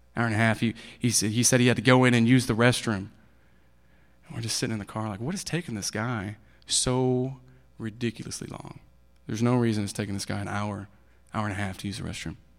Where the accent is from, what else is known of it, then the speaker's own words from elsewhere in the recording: Kansas City, Missouri, United States; also born or lived in Maud, Texas; I was born in Maud, Texas. It's in Bowie County